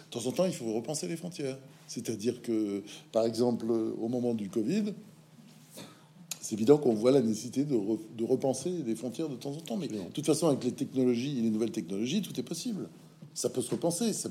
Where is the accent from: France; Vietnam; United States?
United States; born there; Euh, je suis né aux États-Unis, euh, mais ma mère à l'époque voulait faire sa vie aux États-Unis.